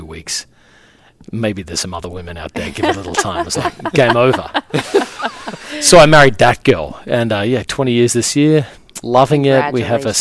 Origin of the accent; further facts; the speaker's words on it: Australia; moved away as an adult; now in New York City, United States; I'm actually more American than I am Australian at this point